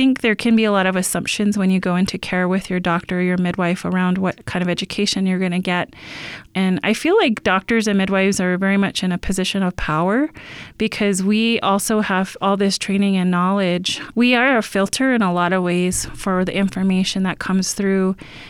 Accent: Shasta, California, United States; like I grew up in Shasta

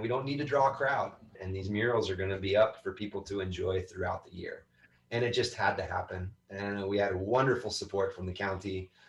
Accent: North Carolina, United States; born there; moved away; I don't know. I was born in North Carolina. I wasn't there very long. This has been the longest I've lived and stayed in one spot.

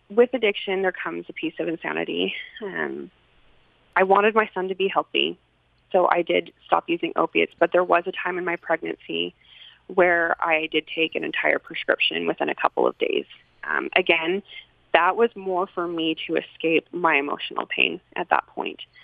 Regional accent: Salt Lake City, Utah, United States; also born or lived in Sandy, Utah; I grew up here in Salt Lake City. Um, actually, well, I started growing up in Sandy, and I was um, within a wonderful LDS family.

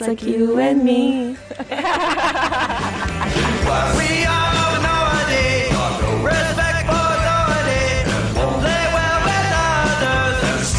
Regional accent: the South, United States; now in Atlanta, United States; we're from the South

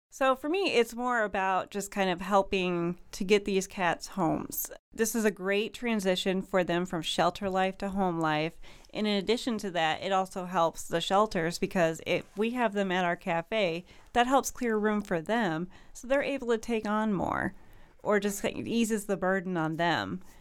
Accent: Kankakee, Illinois, United States; moved away as an adult; now in Springfield, United States; I actually grew up in the Kankakee area

